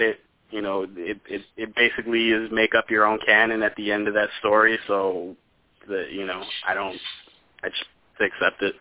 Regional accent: New York, United States; I'm from New York

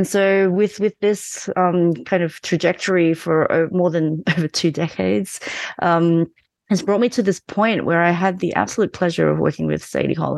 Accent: Australia; also born or lived in Malaysia; now in Berlin, Germany; I was born in Malaysia and moved to Australia when I was 9.

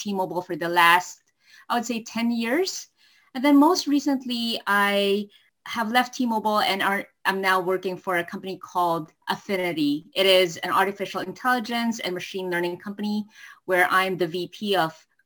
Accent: Philippines; first language Tagalog; English is a second language; moved away as an adult; also born or lived in Cincinnati, Ohio, United States; now in Seattle, United States; I was born and raised in the Philippines, currently living now in Seattle, Washington.

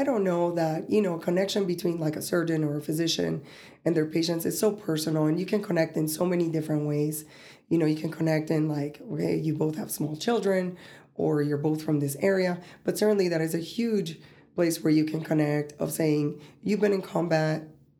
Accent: West Palm Beach, Florida, United States; also born or lived in Colombia; I'm from West Palm Beach, Florida, but last time I've been there was maybe over 8 years ago. You know, I was born in Colombia. I go there more often.

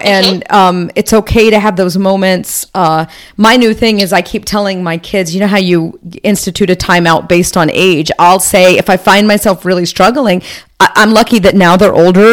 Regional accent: United States; I'm Indian and I'm the first one born, you know, in this country

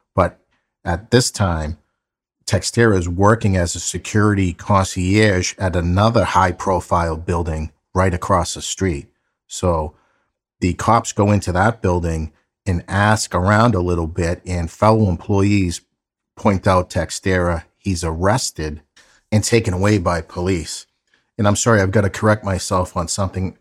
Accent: Boston, Massachusetts, United States; I grew up in South Boston

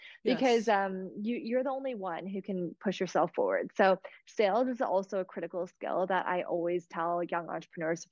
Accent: Toronto, Ontario, Canada; I was born in Toronto

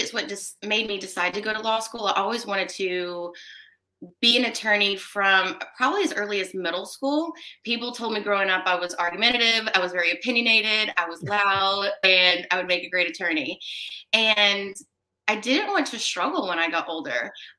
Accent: Commerce, Texas, United States; also born or lived in McKinney; So I was born in McKinney, Texas, although I never lived there. And all things considered, I tell people I grew up in Commerce, Texas, which is about an hour and 15 minutes somewhat northeast of Dallas.

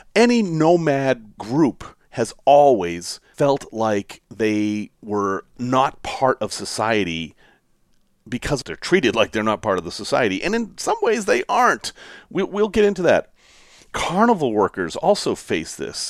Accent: Chicago, Illinois, United States; I'm from Chicago

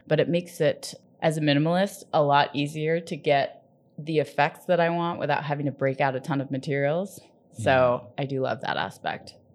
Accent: New York, United States; now in Southern California, United States; So my sister and I were raised in New York.

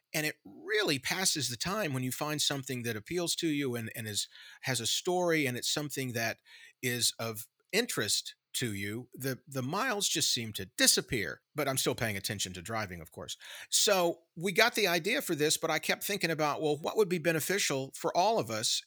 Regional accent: Tupelo, Mississippi, United States; Tupelo, my hometown

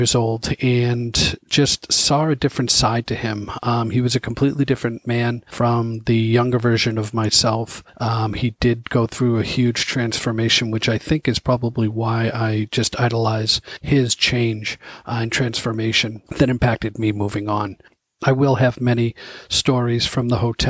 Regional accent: Boston, Massachusetts, United States; growing up in the Dorchester neighborhoods

